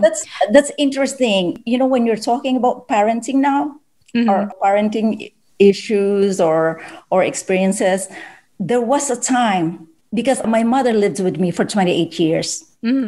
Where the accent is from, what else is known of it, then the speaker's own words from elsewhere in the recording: Philippines; as a Filipino mother or parent